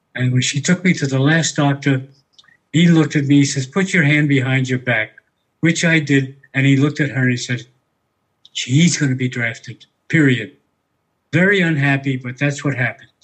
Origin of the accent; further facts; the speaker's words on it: New York City, New York, United States; I was born in New York City in an area known as Harlem